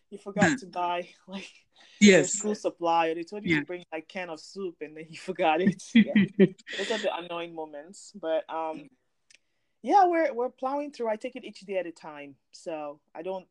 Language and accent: English; Nigeria; I'm from Nigeria